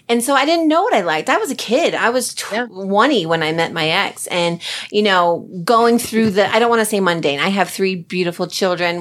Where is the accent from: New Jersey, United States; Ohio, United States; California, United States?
New Jersey, United States; I'm from Jersey